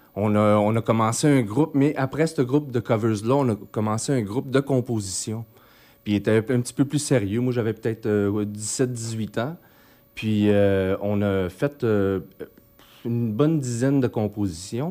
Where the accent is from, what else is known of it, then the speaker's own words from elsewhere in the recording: Chicoutimi, Quebec, Canada; moved away; also born or lived in Mexico; je suis originaire de Chicoutimi. Euh, puis suis j'ai resté là jusqu'en 89